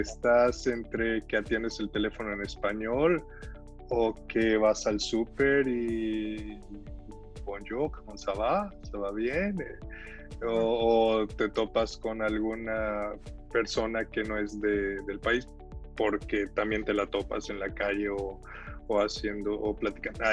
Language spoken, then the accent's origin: Spanish; Salamanca, Guanajuato, Mexico; moved away as an adult; also born or lived in Veracruz, Mexico; now in Montreal, Canada; Yo viví mucho tiempo en Salamanca, nací en Veracruz, pero me fui, mi papá trabajó en Pemex toda la vida, en Salamanca, era médico, y, y, pues bueno, ahí estuvimos con él